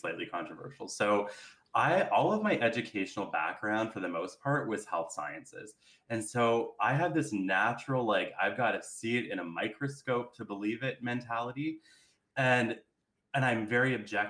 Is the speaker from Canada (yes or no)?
yes; Carleton Place, Ontario, Canada; I was in a small town where I grew up in Carlton Place.